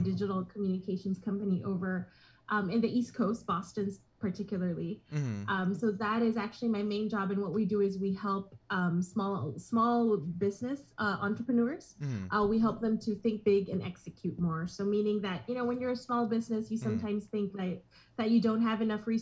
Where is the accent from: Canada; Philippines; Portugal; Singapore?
Philippines; moved away as an adult; now in Los Angeles, United States; I was born and raised in the Philippines